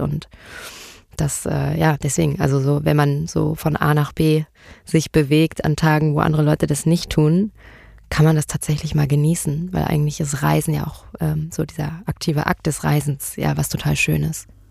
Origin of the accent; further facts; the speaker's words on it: Marburg, Hesse, Germany; moved away; also born or lived in Berlin; Ich bin geboren in Berlin, aber ich bin aufgewachsen in Marburg